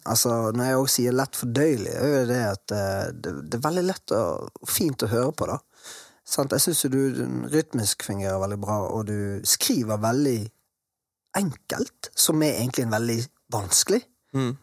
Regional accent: Bergen, Vestland, Norway; bergensere så vi er jo glad i å prate veldig mye

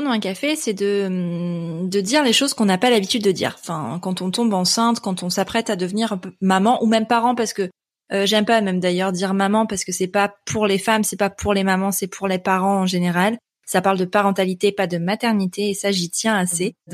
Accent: northern France, France; Euh, enfin, je viens du nord de la France

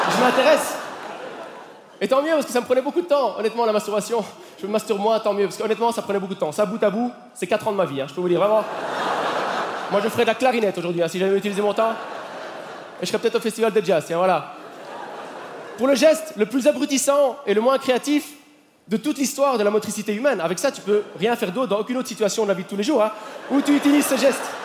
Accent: Belgium; En tant que Belge

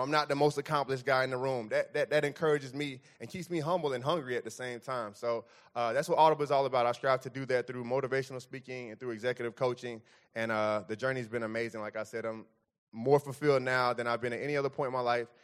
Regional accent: Fort Lauderdale, Florida, United States; moved away; I'm from Fort Lauderdale, like, thirty minutes north of Mi-, north of Miami

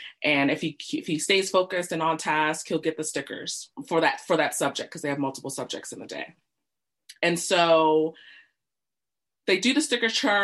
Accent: United States; moved away as an adult; also born or lived in Britain; now in United Kingdom; the US, where I grew up, if you haven't told from my accent

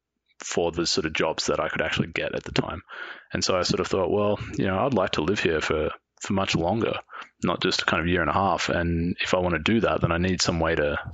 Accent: Melbourne, Victoria, Australia; moved away as an adult; now in Whistler, Canada; I grew up in Melbourne in Australia

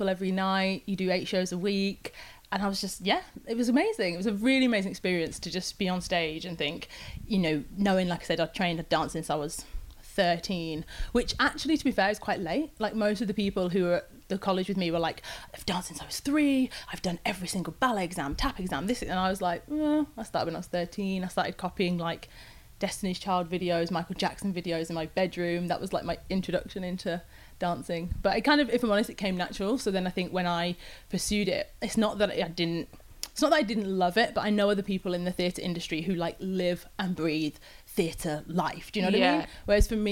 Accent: Leeds, Yorkshire and the Humber, United Kingdom; accent: northern; also born or lived in London; now in Hertfordshire, United Kingdom; But yeah, I grew up in Leeds and I have three siblings.

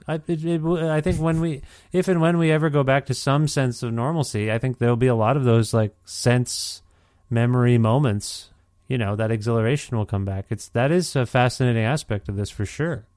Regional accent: Guelph, Ontario, Canada; moved away as an adult; now in Edmonton, Canada; I'm from Guelph, Ontario

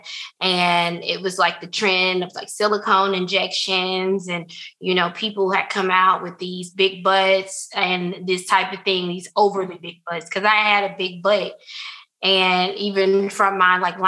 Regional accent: the South, United States; Growing up in the South

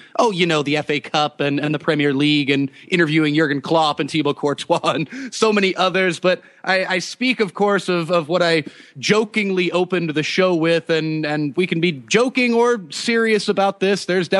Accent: United States; as an American myself

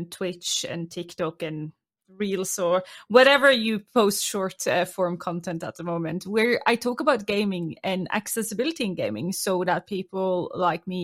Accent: Norway; accent: Norwegian; I'm a disabled and chronically ill content creator from Norway, which is where you hear my accent from

